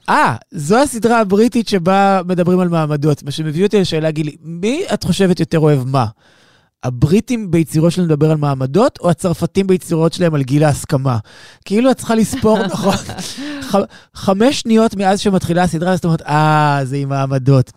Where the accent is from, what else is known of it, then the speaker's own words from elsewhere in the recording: Israel; מתקשר למצב שבו אנחנו נמצאים היום כישראלים